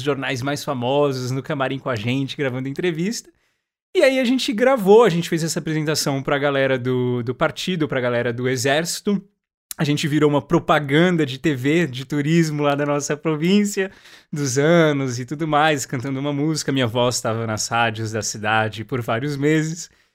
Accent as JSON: {"language": "Portuguese", "country": "Brazil"}